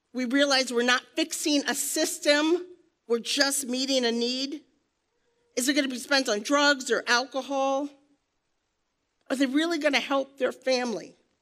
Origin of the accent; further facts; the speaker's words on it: New York, United States; moved away; I'm a New Yorker. Proud to be from New York, where we drink coffee. And we talk like this.